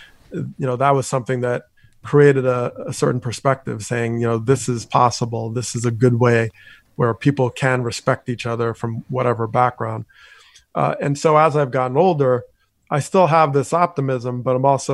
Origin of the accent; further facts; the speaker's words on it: Teaneck, New Jersey, United States; my time growing up in Teaneck, New Jersey